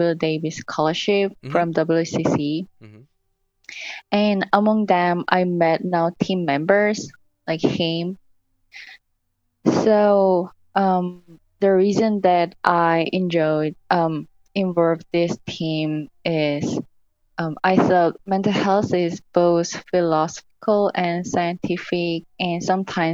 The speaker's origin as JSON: {"language": "English", "country": "South Korea", "moved": "as an adult", "lives_now": "United States", "said": "I'm from South Korea"}